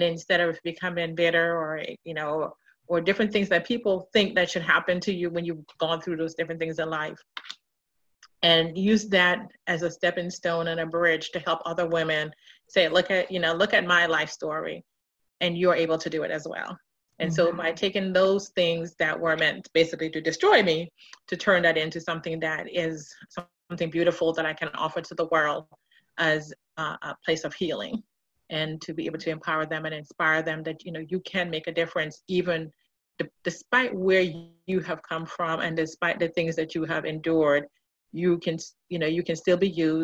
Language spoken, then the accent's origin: English; Jamaica; I'm a native of Jamaica, West Indies